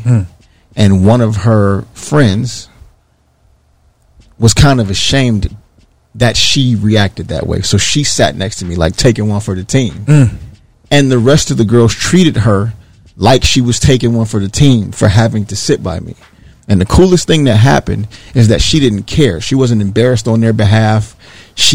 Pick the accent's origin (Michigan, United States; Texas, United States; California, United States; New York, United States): Michigan, United States; Detroit; moved away as an adult; also born or lived in Bowling Green, Ohio; growing up in Detroit, Michigan